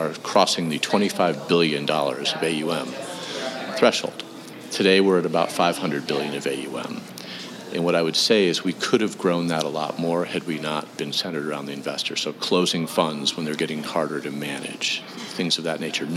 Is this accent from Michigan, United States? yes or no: no; Western New York, United States; moved away as an adult; also born or lived in Wooster, Ohio / Boston; I grew up in Western New York